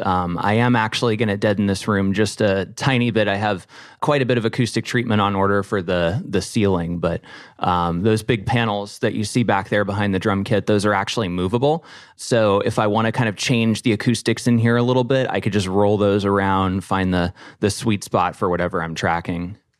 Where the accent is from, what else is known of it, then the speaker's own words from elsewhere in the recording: Nashville, Tennessee, United States; now in Pittsburgh, United States; I grew up in Nashville on a street called Sunset Place